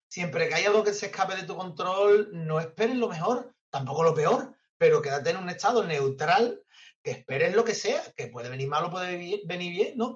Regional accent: San Fernando, Andalusia, Spain; yo soy amante de San Fernando, me he criado aquí, conozco medio San Fernando y estoy aquí en mi casa.

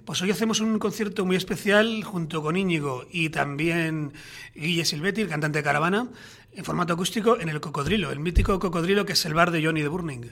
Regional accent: Majorca, Balearic Islands, Spain; somos un grupo mallorquín

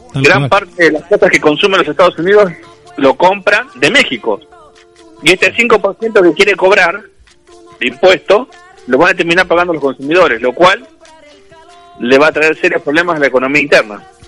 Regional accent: Argentina; siento como argentino, como trabajador

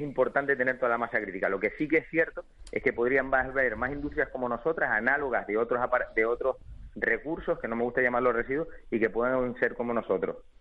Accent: Canary Islands, Spain; está genial vivir en Canarias, nosotros somos canarios, nos encanta vivir aquí

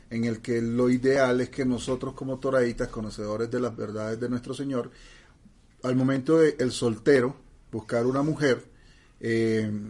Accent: Mexico; Bueno, ya saben que yo soy mexicano y, hay muchas canciones de esas.

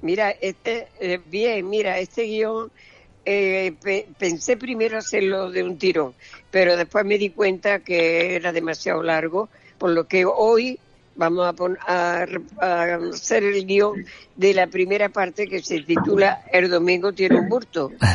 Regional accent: Spain; en mi pueblo, el que sea la gente mía, paisana

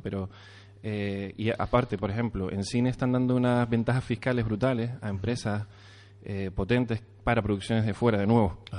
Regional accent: Canary Islands, Spain; a nosotros como canarios

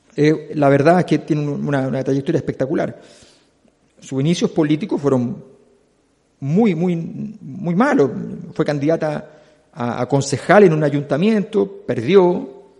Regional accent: Chile; Quienes somos chilenos

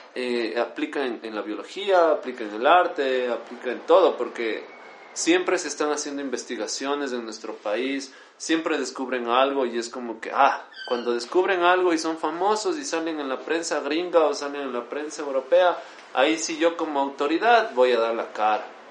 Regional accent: Quito, Pichincha, Ecuador; nosotros como ecuatorianos, como quiteños, somos muy unidos

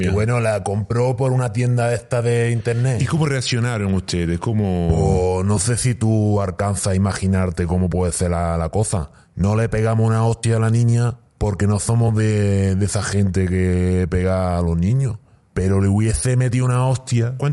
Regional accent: Spain; Por pues, principio, pues, como cualquier español, cerrar la casa, con la niña, con la mujer, tratando de estar entretenido todo el día.

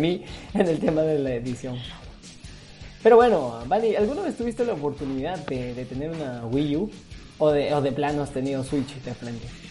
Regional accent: Peru; now in Spain; Yo sigo siendo peruano de, de pura sangre

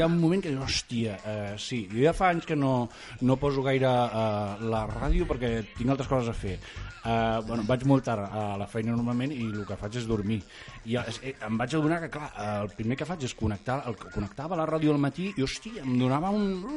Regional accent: Catalonia, Spain; sóc català

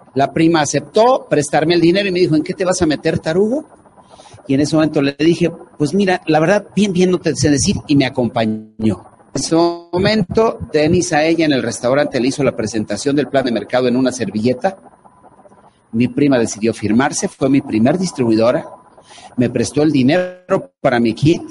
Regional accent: Mexico City, Mexico; yo soy de, de, la Ciudad de México, soy chilango.

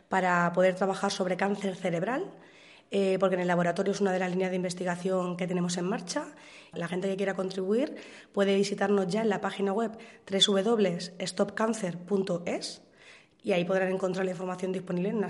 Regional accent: Alcadozo, Castilla-La Mancha, Spain; De Alcadozo.

